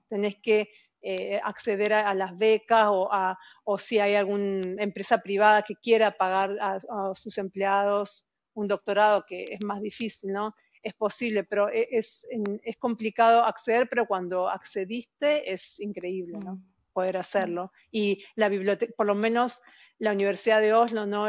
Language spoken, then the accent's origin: Spanish; outskirts of Buenos Aires, Buenos Aires Province, Argentina; now in Norway; Como chica, yo eh, vivía en un, en un, barrio pobre, en, las afueras de Buenos Aires